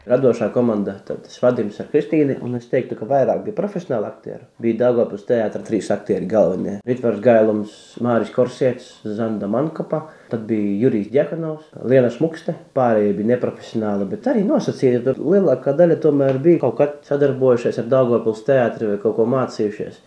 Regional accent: Kārsava, Latgale, Latvia; es nāku no Kārsavas, joprojām īpaši vasarās. Tur dzīvoju, tur man ir lauka māja

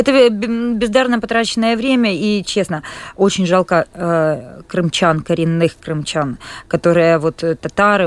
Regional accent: Kropyvnytskyi, Kirovohrad Oblast, Ukraine; moved away as an adult; now in Latvia; Я из города Крапивницкого, это центральная Украина, областной город

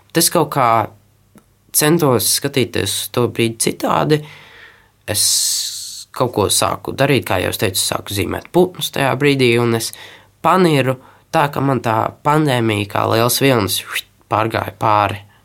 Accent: Latvia; also born or lived in Tenerife, Spain; es esmu latvietis

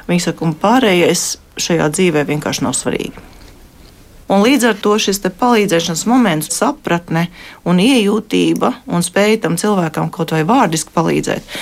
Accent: Latvia; es esmu no Latvijas un es gribu palīdzēt.

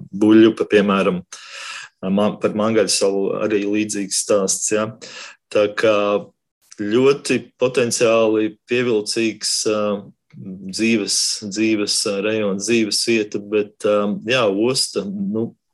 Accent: Riga, Latvia; Es esmu uzaugusi Ilģuciemā, Ilģuciemā un Dzirciemā uz robežas

